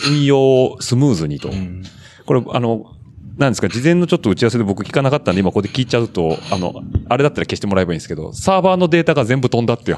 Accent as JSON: {"language": "Japanese", "region": "Ibaraki", "country": "Japan", "tie": "born or raised there", "said": "いろんなとこ行ってます。私の地元茨城にもよく来ていただいてるし。"}